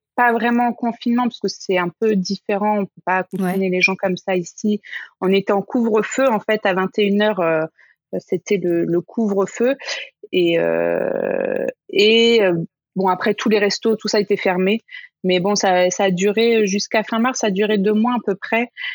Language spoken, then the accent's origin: French; France; moved away; je suis française